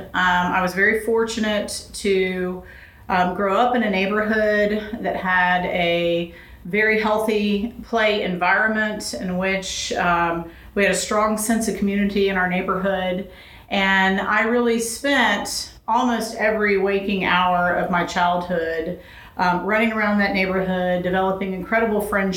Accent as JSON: {"language": "English", "town": "Huntsville", "region": "Alabama", "country": "United States", "tie": "born or raised there", "also_born_or_lived": "Los Angeles, California", "moved": "as an adult", "said": "I grew up in Alabama, in Huntsville, Alabama"}